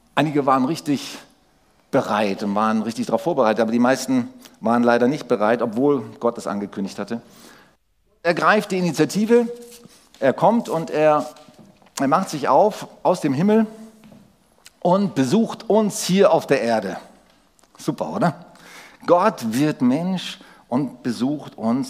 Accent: Germany; als, als Deutsche

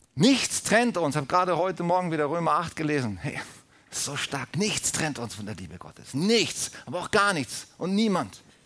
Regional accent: Germany; als Deutsche, als deutsches Volk

